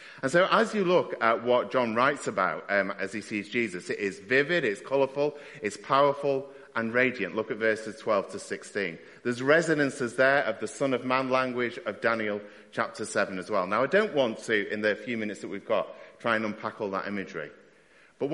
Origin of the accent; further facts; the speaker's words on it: Stockport, North West England, United Kingdom; my hometown team were playing. So we went to Wrexham to watch Wrexham versus Stockport County